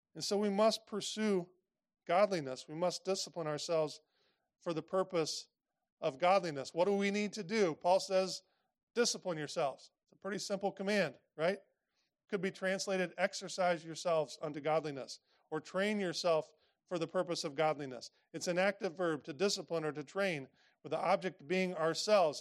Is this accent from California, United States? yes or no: no; Indiana, United States; I grew up in Indiana